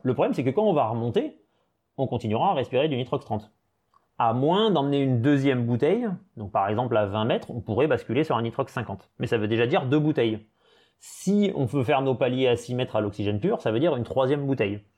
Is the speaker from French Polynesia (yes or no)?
yes; French Polynesia; moved away; also born or lived in Brest / Perpignan; j'ai passé toute mon enfance en Polynésie, j'ai fait toute ma scolarité en Polynésie